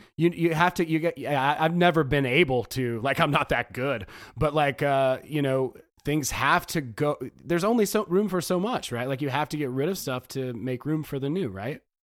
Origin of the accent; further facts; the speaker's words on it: the South, United States; I'm from the South